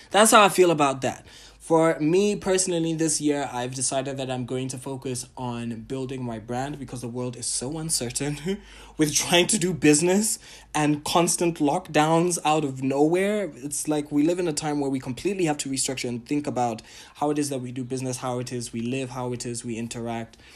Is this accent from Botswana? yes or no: yes; Botswana; I am a Ghanaian, Tanzanian, Pan African an entertainer, curator, and entrepreneur from Botswana